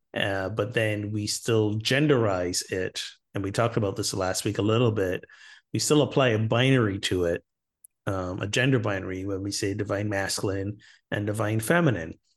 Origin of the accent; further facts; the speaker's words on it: Barbados; my home country of Barbados